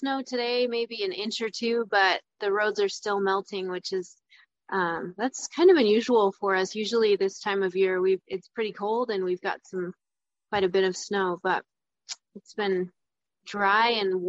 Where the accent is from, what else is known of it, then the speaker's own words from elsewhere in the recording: Casper, Wyoming, United States; I'm from Casper, Wyoming